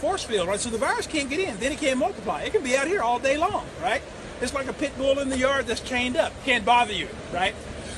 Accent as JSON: {"language": "English", "town": "Amarillo", "region": "Texas", "country": "United States", "said": "Amarillo, Texas."}